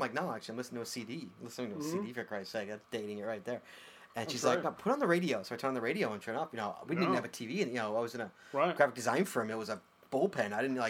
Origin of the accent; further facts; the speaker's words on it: Northbrook, Illinois, United States; Illinois. What are you doing in my hometown?